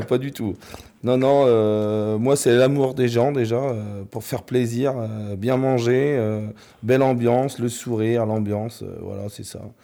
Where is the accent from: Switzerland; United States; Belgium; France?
France; the North, Hauts-de-France; now in Normandy, France; je suis du Nord